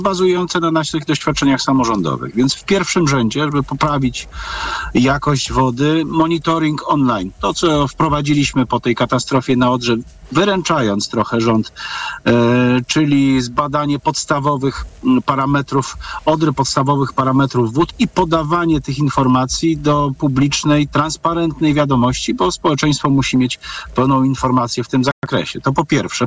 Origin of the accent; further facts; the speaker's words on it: Lower Silesian Voivodeship, Poland; u nas na Dolnym Śląsku